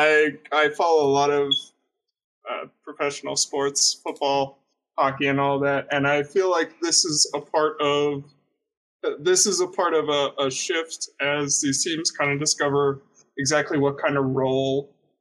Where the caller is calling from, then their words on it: Pittsburgh, Pennsylvania, United States; I'm calling from Pittsburgh, Pennsylvania.